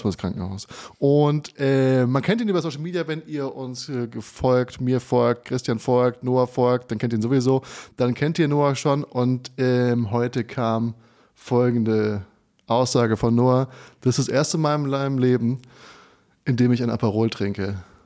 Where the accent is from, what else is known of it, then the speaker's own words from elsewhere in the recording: Hesse, Germany; moved away; diesmal in meiner Heimatstadt in Funkstadt